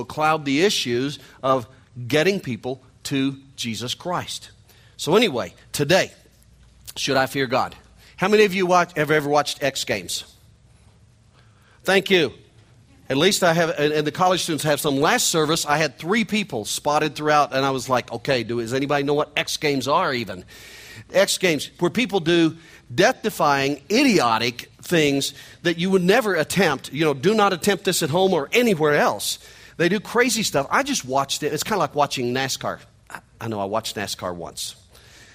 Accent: Missouri, United States; accent: nasal hillbilly twang; I'm from Missouri. I'm a hillbilly from Missouri. You can hear it in my nasal hillbilly twang.

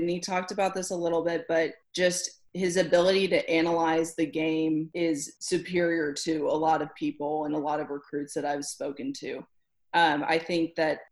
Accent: Kansas City, United States; my hometown

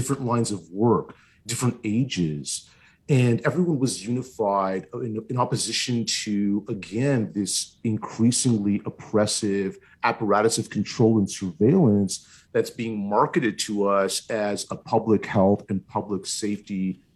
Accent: Ottawa, Ontario, Canada; I'm born and raised in Ottawa. I've lived basically my whole life here

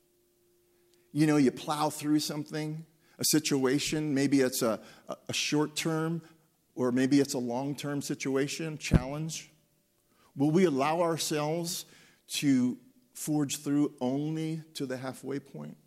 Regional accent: Pennsylvania, United States; I was born and raised in Pennsylvania

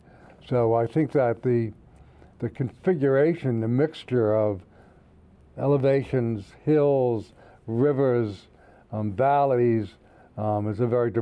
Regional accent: outside of New York City, New Jersey, United States; moved away as an adult; also born or lived in Chicago / California; now in Pittsburgh, United States; I grew up outside of in New Jersey, outside of New York City, but then I went to Chicago and lived there where I took my PhD at Northwestern. And then I taught in California for 6 years before I came to Pittsburgh.

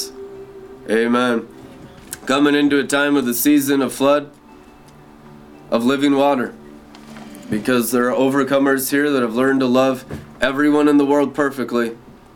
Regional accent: Seattle, Washington, United States; I grew up in Seattle, Washington, during the grunge scene

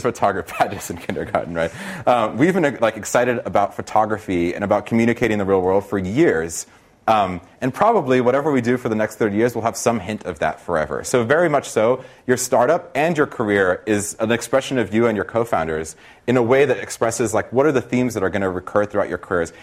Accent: Brazil; now in United States; I'm from Brazil originally

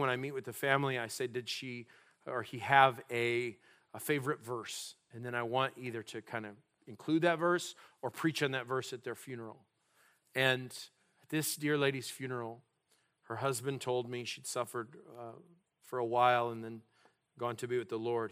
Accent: New Mexico, United States; also born or lived in South Dakota / North Dakota; now in California, United States; I was born in a place called South Dakota. You, you may not know that about me, uh, 'cause I'm, I hail from New Mexico. That's my roots

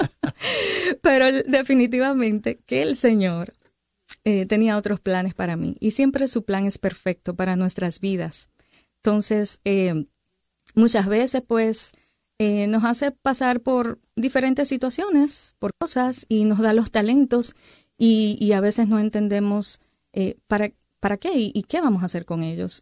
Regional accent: Dominican Republic; now in Arizona, United States; soy dominicana, ¿verdad? Y tengo muchas playas allá en República Dominicana, aunque estoy ahora viviendo en Arizona

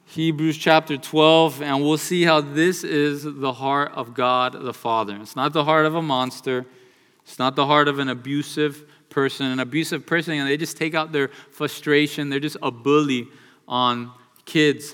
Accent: United States; born and raised in the United States of America

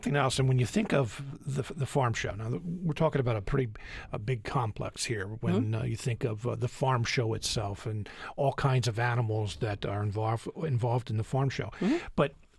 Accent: Chester County, Pennsylvania, United States; I'm originally from Chester County. Mm-hmm. Unionville in southern Chester County is horse country.

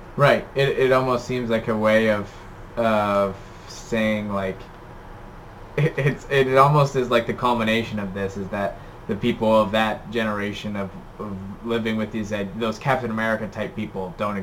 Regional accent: United States; as an American

